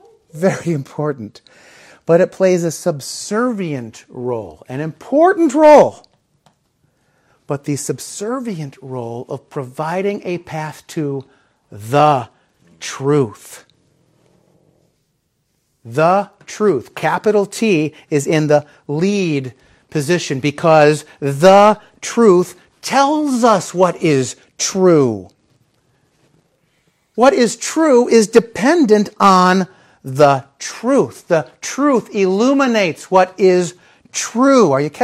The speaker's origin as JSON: {"language": "English", "town": "Chicago", "region": "Illinois", "country": "United States", "tie": "born or raised there", "said": "when I was a little kid, I grew up in the Chicagoland area"}